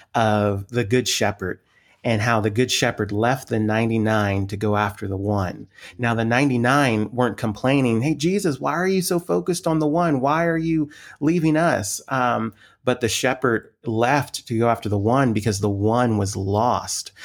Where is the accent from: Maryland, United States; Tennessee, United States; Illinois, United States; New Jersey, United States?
Maryland, United States; Montgomery County; moved away; also born or lived in Lancaster, Pennsylvania; I grew up on the East Coast, grew up in Washington, the Washington D.C. area, specifically the county just outside of Washington, uh, Montgomery County, Maryland